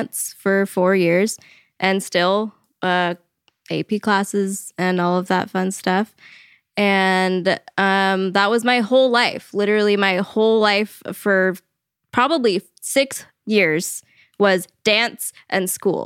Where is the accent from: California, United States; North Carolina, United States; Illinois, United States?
California, United States; Modesto; I was born and raised in Modesto, California.